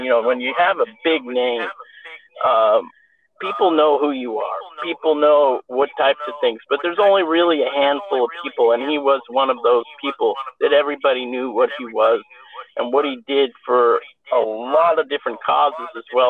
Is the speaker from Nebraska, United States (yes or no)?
no; Los Angeles, California, United States; I am from Los Angeles.